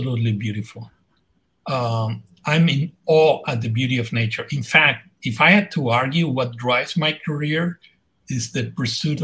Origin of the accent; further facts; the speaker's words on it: Madrid, Community of Madrid, Spain; moved away as an adult; now in United States; I'm Spanish. I'm from Madrid, from the center of the town